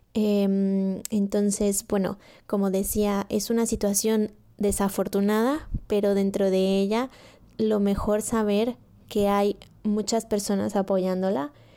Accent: State of Mexico, Mexico; moved away as an adult; now in Barcelona, Spain; soy mexicana del Estado y hace cinco años que me vine a vivir a Barcelona

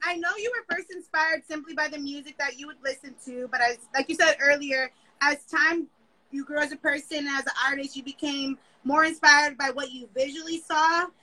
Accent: West Coast, United States; I'm from the West Coast

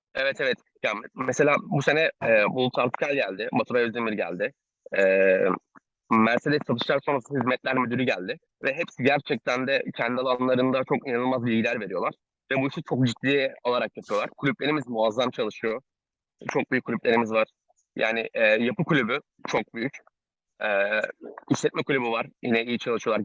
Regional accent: Ankara, Turkey; moved away as an adult; now in Istanbul, Turkey; ben Ankaralıyım

